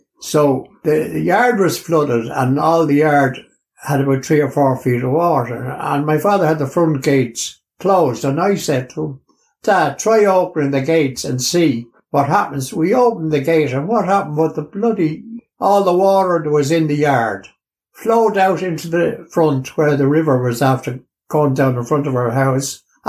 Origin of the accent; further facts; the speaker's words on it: Dublin, Leinster, Ireland; born there; I was born in the Rotunda Hospital in 1940.